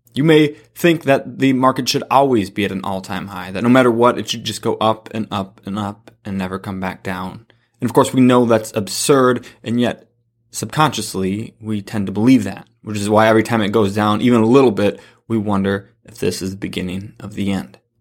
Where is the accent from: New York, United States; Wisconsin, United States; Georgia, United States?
Wisconsin, United States; La Crosse; I'm from La Crosse, Wisconsin, so we have Quick Trip here.